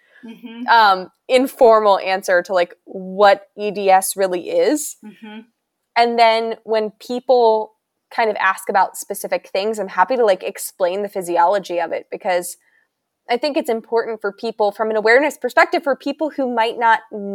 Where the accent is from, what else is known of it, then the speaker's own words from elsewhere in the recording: Pennsylvania, United States; moved away as an adult; now in Virginia, United States; I came from Pennsylvania and moved down here to go to school